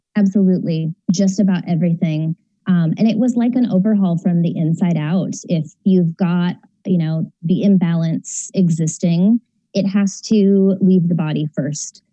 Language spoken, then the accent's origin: English; San Diego, California, United States; now in Orange County, United States; I'm in Orange County now, but from San Diego